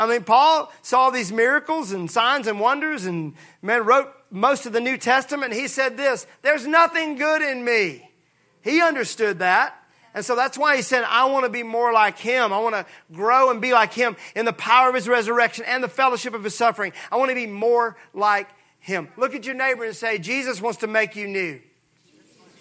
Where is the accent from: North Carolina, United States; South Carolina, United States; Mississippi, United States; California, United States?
Mississippi, United States; I'm from Mississippi.